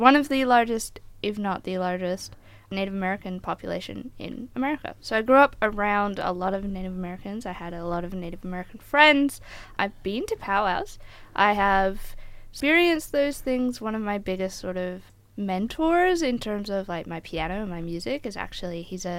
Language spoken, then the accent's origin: English; Queensland, Australia; also born or lived in Melbourne; I am a Queenslander. I was born in northern Queensland, so that's that. But I did start school in Melbourne, so we won't hold that against me.